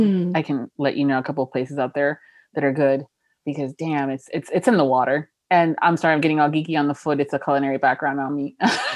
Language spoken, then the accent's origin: English; Miami, Florida, United States; now in Orlando, United States; I'm born and raised in Florida, mm-hmm. you know, in Miami, Florida, so even further south, and now I live in Orlando.